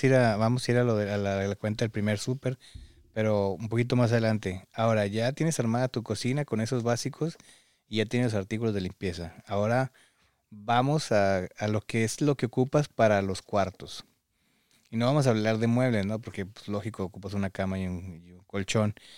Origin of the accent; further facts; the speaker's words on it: Mexico; now in United States; los que venimos de México